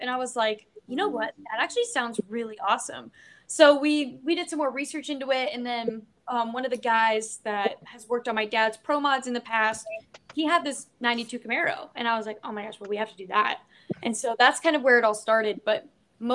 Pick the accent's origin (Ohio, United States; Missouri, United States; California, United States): Ohio, United States; Dayton, Ohio area, United States